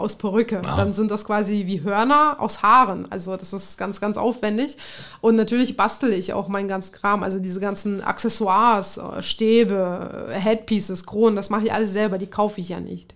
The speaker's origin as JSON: {"language": "German", "country": "Kazakhstan", "tie": "born or raised there", "also_born_or_lived": "Tajikistan", "moved": "yes", "lives_now": "Germany"}